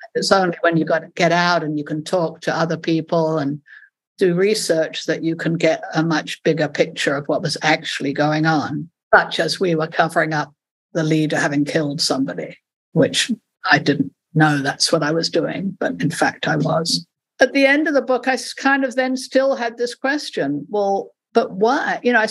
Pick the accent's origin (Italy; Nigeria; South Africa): South Africa; because I'm originally South African and my family, my father was South African, and my father and sister were working for the ANC.